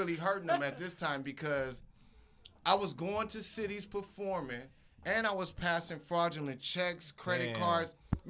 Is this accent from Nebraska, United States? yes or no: yes; Nebraska, United States